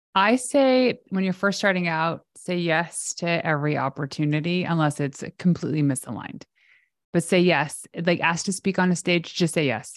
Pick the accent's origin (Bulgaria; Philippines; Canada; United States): Canada; I'm Canadian